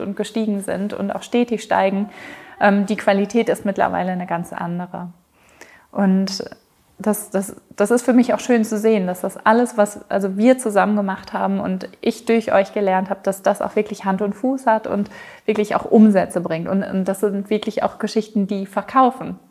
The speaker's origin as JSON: {"language": "German", "area": "Ruhr area", "region": "North Rhine-Westphalia", "country": "Germany", "also_born_or_lived": "Mexico / South England", "moved": "as an adult", "lives_now": "United Kingdom", "said": "ich komme ursprünglich aus dem Ruhrgebiet. Ich bin vor zehn Jahren plus ausgewandert."}